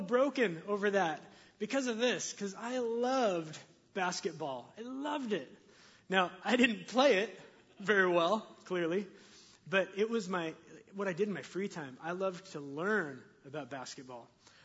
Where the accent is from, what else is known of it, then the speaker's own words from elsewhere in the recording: Linden, United States; I grew up here in Linden